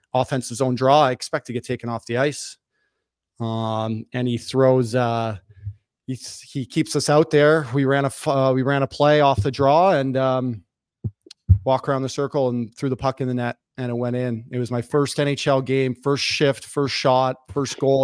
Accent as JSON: {"language": "English", "town": "Toronto", "region": "Ontario", "country": "Canada", "tie": "born or raised there", "said": "I grew up in North York in Toronto."}